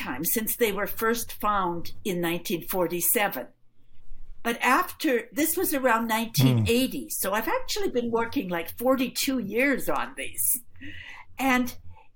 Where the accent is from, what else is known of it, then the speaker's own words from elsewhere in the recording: Edmonton, Alberta, Canada; moved away; also born or lived in Toronto; I grew up in Edmonton